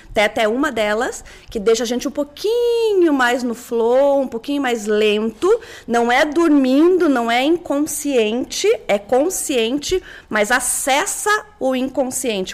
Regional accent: Curitiba, Paraná, Brazil; moved away as an adult; also born or lived in São Paulo; eu sou curitibana

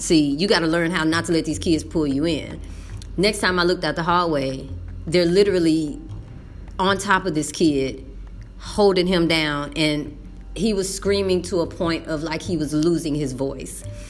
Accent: Texas, United States; moved away; as a brown woman, as a English speaker, and as a Texan

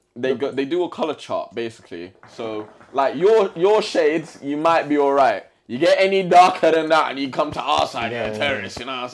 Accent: London, United Kingdom; moved away as an adult; also born or lived in St. Lucia; I was a kid who grew up in East London. So you got that sense of style, East London style.

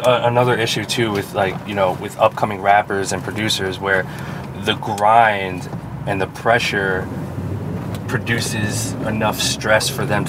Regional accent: New Jersey, United States; Being a Filipino kid from Jersey.

